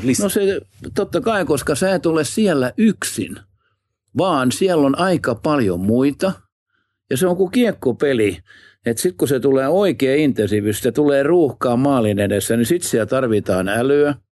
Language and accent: Finnish; Southwest Finland, Finland; kaunis Varsinais-Suomi, joka on mun juuret